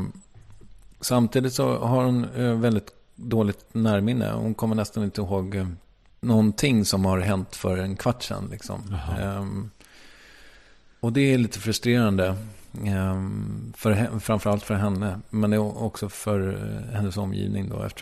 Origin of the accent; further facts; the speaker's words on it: Strängnäs, Södermanland, Sweden; also born or lived in Malmö; Jag kommer från Strängnäs och där pratar man ju lite mer så här som